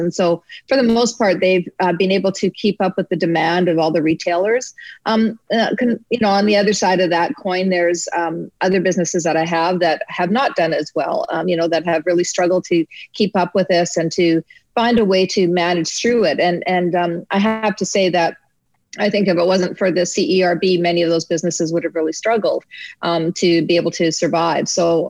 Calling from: Ontario, Canada; I'm checking on from my cottage up in actually in Ontario. So I'm not in Alberta right now.

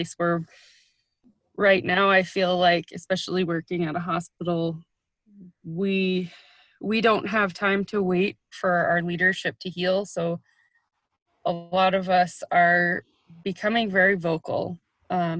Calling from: Dillingham, Alaska, United States; I'm calling from Dillingham, Alaska

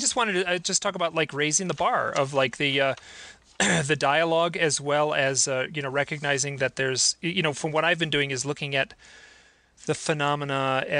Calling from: Idaho, United States; I am in a beautiful little town in rural Idaho, right next to Grand Teton National Park.

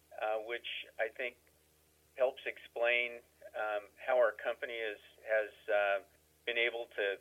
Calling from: Fresno, California, United States; Calling from Fresno, California.

